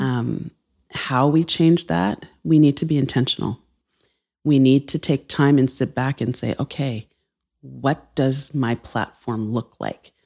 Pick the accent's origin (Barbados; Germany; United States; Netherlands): Barbados; now in Toronto, Canada; I'm from Barbados